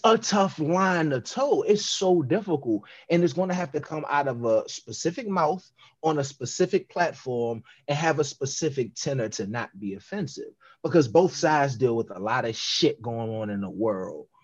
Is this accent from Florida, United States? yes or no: no; Washington, District of Columbia, United States; I grew up in Southeast DC